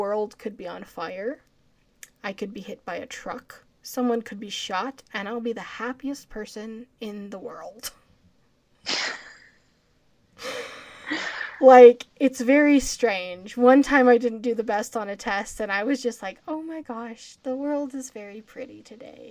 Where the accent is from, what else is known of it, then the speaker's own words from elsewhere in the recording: Colorado, United States; I'm from Colorado where we have a lot of, you know, the air's thinner here